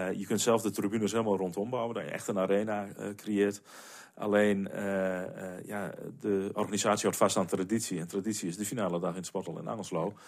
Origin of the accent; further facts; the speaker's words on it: Nieuw-Amsterdam, Drenthe, Netherlands; in Nieuw-Amsterdam, waar ik, waar ik vandaan kom